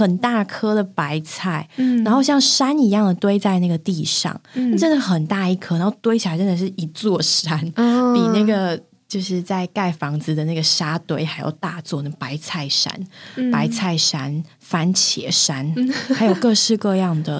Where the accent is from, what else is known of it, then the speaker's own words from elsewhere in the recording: Taiwan; 原来我这么的台。